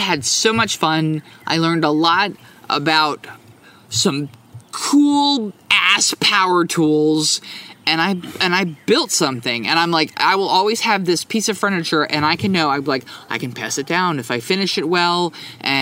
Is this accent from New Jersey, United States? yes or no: yes; New Jersey, United States; the town that I grew up in New Jersey